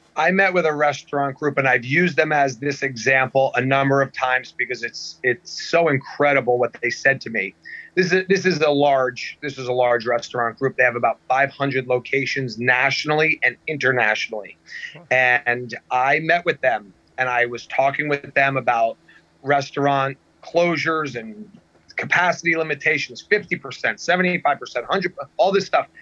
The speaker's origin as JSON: {"language": "English", "region": "New Jersey", "country": "United States", "tie": "born or raised there", "said": "I'm born and raised in New Jersey."}